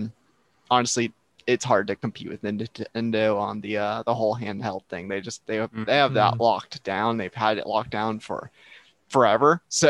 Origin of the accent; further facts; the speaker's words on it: United States; Speaking as an American